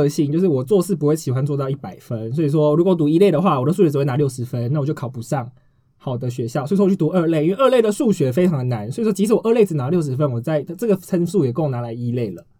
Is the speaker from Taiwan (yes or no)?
yes; southern Taiwan, Taiwan; 我南部人呢，就是有点